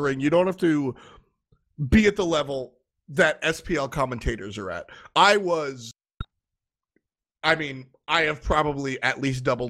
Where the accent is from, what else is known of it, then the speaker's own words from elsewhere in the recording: New York, United States; I'm 25. I'm from New York.